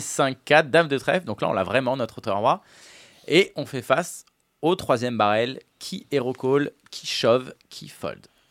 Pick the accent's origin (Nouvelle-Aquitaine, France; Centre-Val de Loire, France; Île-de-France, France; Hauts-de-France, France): Île-de-France, France; Paris; Je suis parisien